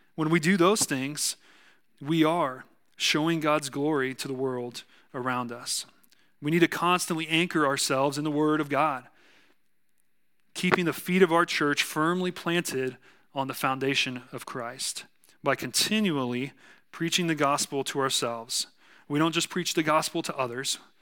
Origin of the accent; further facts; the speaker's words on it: South Texas, United States; accent: southern; I'm from South Texas